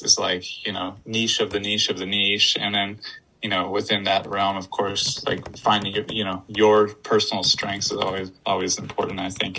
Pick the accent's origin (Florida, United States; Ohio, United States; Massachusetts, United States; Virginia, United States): Florida, United States; also born or lived in Poland; I lived in Poland for 11 years, and now people all the time tell me I have an accent. I'm like, I'm from Florida.